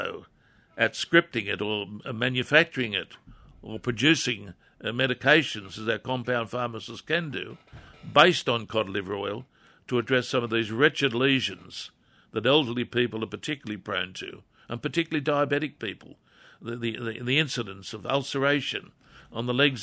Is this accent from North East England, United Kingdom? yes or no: yes; Wallsend, North East England, United Kingdom; as a kid, growing up in Crest Road, Wall's End